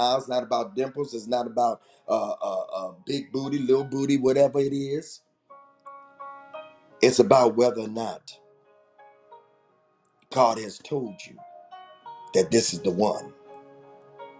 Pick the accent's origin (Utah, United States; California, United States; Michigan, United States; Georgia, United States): Michigan, United States; Detroit; moved away as an adult; also born or lived in Morgan City, Louisiana / New Orleans, Louisiana; I'm from Detroit